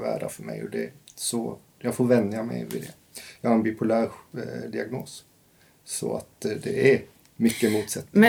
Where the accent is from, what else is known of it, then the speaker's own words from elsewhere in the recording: rural Scania, Skåne, Sweden; Jag kommer från skånska landsbygden